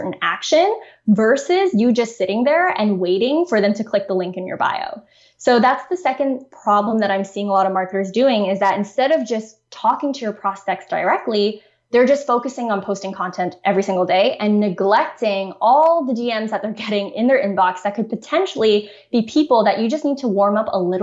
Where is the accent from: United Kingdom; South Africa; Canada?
Canada; I'm from Canada